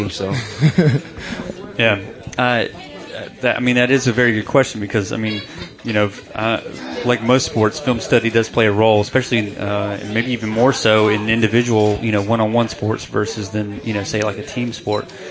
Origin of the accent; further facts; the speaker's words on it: North Carolina, United States; I'm born and raised in North Carolina, so wrestling is not really in my blood.